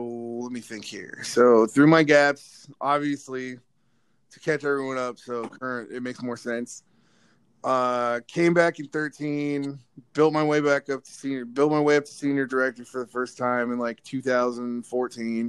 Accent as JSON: {"language": "English", "region": "California", "country": "United States", "said": "I'm from California"}